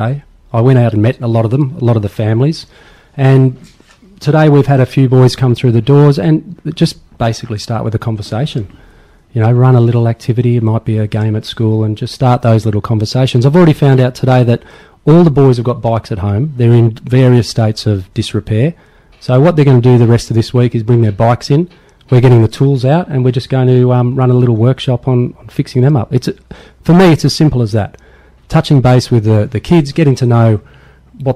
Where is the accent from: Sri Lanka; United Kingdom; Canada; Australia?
Australia; Queensland; also born or lived in Bidyadanga; now in Fitzroy Crossing, Australia; I'm from Queensland, so I'm a rugby league player